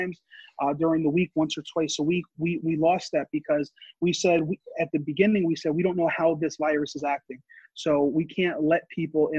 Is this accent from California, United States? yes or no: no; Yonkers, New York, United States; I grew up in Yonkers